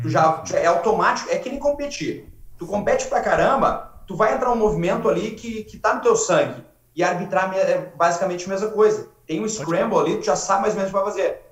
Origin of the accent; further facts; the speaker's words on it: Rio Pardo, Rio Grande do Sul, Brazil; moved away as an adult; now in Abu Dhabi, United Arab Emirates; Eu sou de Rio Pardo, é a 150 quilômetros de Porto Alegre